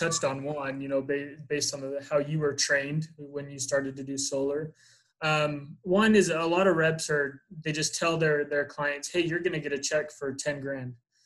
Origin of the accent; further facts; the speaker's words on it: Utah, United States; I'm from Utah